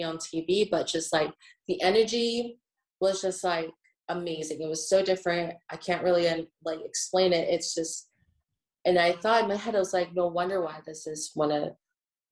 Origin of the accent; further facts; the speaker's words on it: Atlanta, Georgia, United States; in my hometown